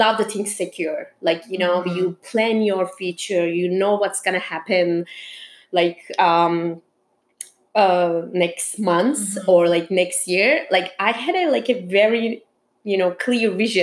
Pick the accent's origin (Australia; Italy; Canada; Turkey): Turkey; English is a second language; moved away as an adult; also born or lived in Istanbul, Turkey; now in New York, United States; I'm originally from Turkey. After I spent 6 years in Istanbul, then I moved to New York